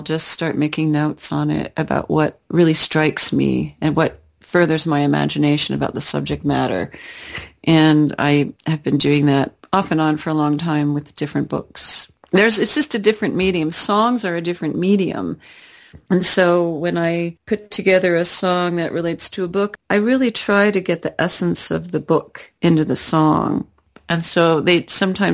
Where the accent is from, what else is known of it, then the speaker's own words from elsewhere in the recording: East Coast, United States; now in Utah, United States; there are people who would never consider me a Utahn or a Westerner because I'm from the East Coast